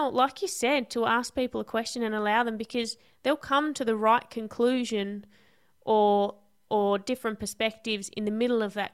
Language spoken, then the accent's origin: English; Devonport, Tasmania, Australia; I'm from Tassie.